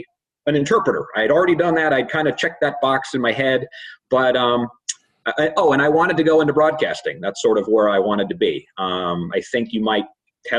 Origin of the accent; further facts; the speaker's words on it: West Hartford, Connecticut, United States; moved away; also born or lived in Knoxville, Tennessee / Nashville, Tennessee; growing up in West Hartford, Connecticut is where I grew up